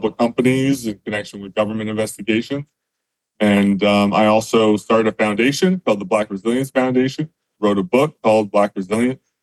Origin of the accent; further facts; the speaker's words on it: Western Canada, Canada; I grew up in Western Canada in a small town